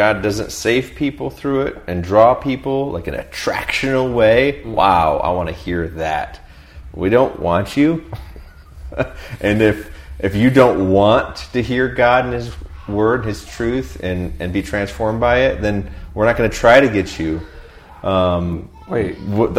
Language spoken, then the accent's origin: English; United States; us Americans.